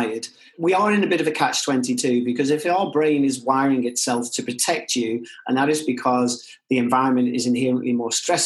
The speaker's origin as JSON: {"language": "English", "town": "Liverpool", "region": "North West England", "country": "United Kingdom", "said": "for me as a Scouser"}